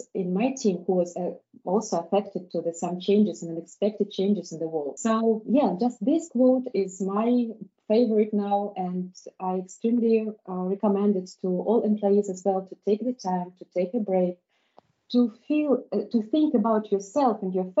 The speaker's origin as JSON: {"language": "English", "country": "Belarus", "second_language": "English", "said": "I'm from Belarus."}